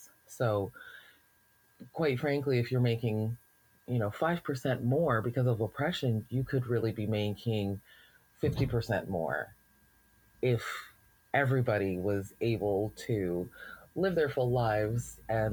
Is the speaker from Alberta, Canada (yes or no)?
yes; Alberta, Canada; being a Black person in Alberta, you know, very often we're asked this question, like, where are you from? I'm from here.